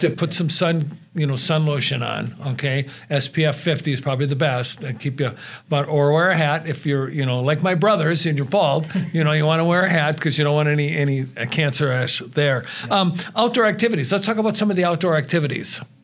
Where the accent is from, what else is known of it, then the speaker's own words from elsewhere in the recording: Wisconsin, United States; now in Tucson, United States; I'm originally from Wisconsin